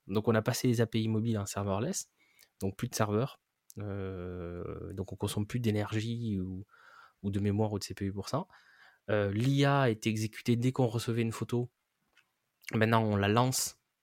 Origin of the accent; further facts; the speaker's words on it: France; en tant que Français